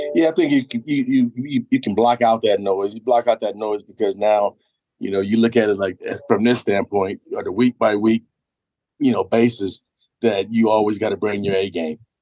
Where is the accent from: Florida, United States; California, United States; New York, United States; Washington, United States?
California, United States; moved away; I'm from California